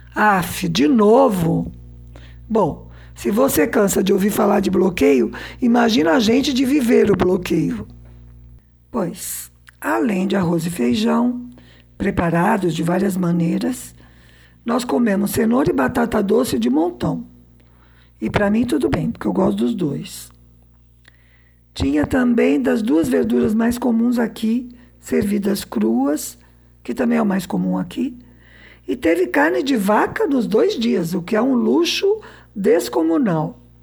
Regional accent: Southeastern Brazil, Brazil; Como boa brasileira sudestina, né, que eu sou

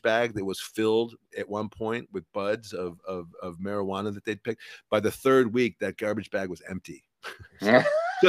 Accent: United States; as an American

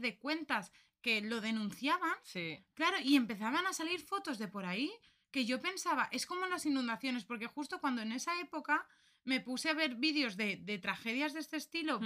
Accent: Spain; yo soy española

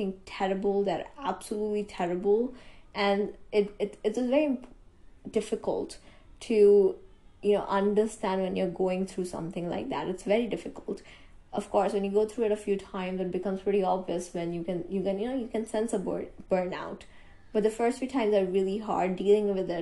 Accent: India; I am an Indian.

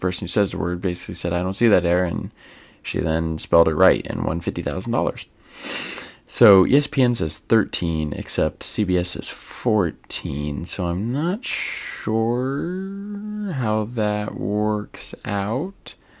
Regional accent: Ireland; I mean, as an Irishman, completely unbiased opinion on that.

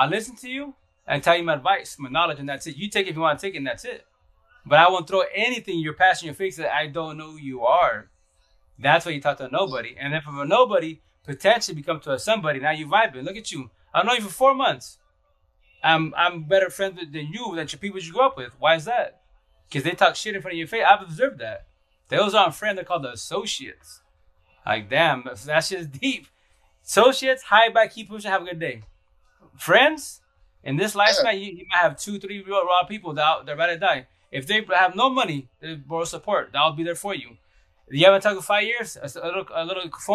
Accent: Seattle, Washington, United States; now in Yakima, United States; I left Seattle, my real home

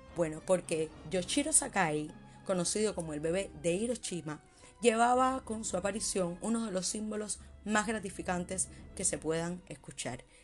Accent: Cuba; como cubana me siento muy orgullosa

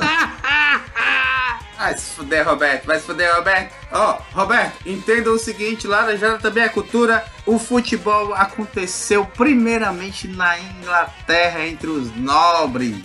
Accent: Fortaleza, Ceará, Brazil; eu como cearense nato e cearense da Gema, eu sou um puta leonense, fortalezense

